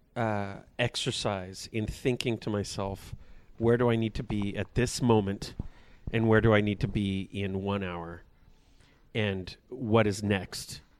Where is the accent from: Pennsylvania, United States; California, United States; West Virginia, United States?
California, United States; Porterville; growing up in Porterville, it's the kind of town, because there's not a whole lot going on